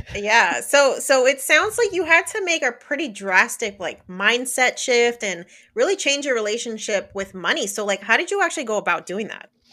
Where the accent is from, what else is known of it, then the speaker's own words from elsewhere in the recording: New Jersey, United States; moved away as an adult; now in Florida, United States; I grew up born and raised in New Jersey.